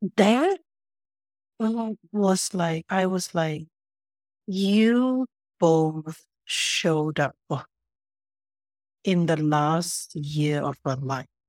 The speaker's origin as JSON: {"language": "English", "country": "Singapore", "tie": "born or raised there", "moved": "as an adult", "lives_now": "Vancouver, Canada", "said": "where I grew up in Singapore"}